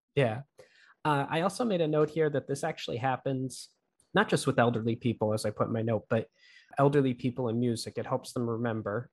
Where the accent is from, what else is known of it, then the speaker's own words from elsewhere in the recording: Pittston, Pennsylvania, United States; my hometown is Pittston, Pennsylvania